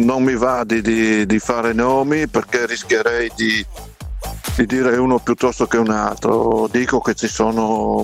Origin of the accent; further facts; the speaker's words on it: Savorgnano, Friuli-Venezia Giulia, Italy; sono di Savorniano